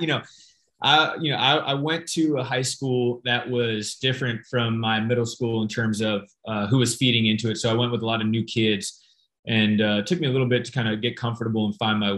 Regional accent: Phoenix, Arizona, United States; now in San Francisco, United States; Born and raised in Phoenix, Arizona.

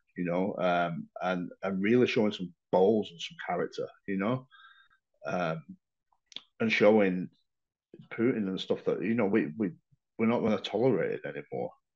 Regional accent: Blackburn, North West England, United Kingdom; moved away as an adult; now in Ukraine; I'm from Blackburn originally

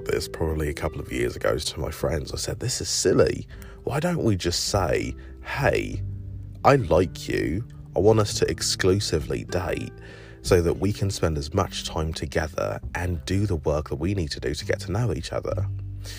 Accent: England, United Kingdom; now in United States; growing up in England

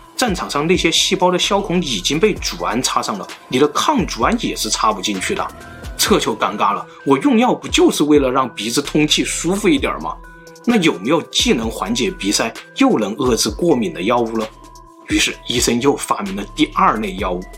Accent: China; 我们中国人，甚至整个东亚，都是拥有A B C C十一杠 T 这个突变的

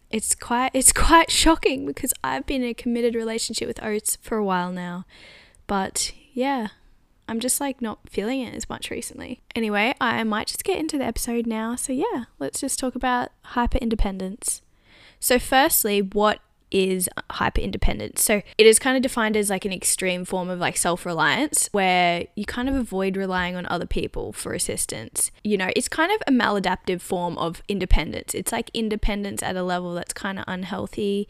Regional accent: Australia; now in London, United Kingdom; I'm Australian

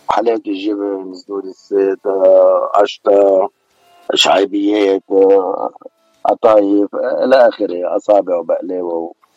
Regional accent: Beirut, Beirut Governorate, Lebanon; accent: Beiruti; moved away; أنا من بيروت أنا من لبنان

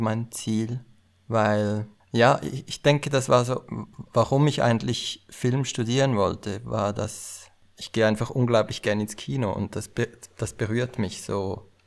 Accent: Aargau, Switzerland; also born or lived in Lausanne; Ich komme aus dem Kanton Aargau

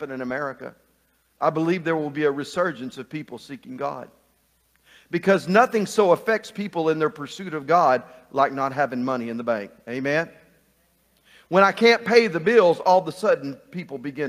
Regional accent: Burkett, Texas, United States; When I was a kid growing up in Burkett, Texas, I spent a few years living in a little town called Burkett, Texas, just right outside of Cross Plains, Texas.

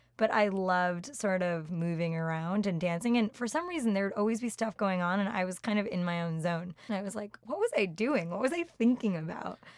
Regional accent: Randolph, New Jersey, United States; moved away as an adult; also born or lived in Boston; now in New York, United States; Grew up in Randolph, New Jersey

